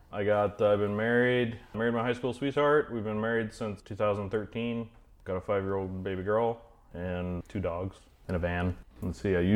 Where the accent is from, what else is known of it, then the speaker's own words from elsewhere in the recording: Idaho, United States; born and raised in Idaho. I work at a shop called Treasure Valley Street Rods here in Boise